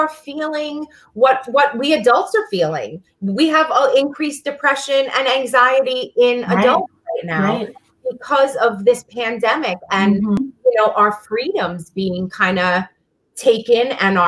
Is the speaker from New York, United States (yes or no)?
yes; New York City, New York, United States; I'm from Brooklyn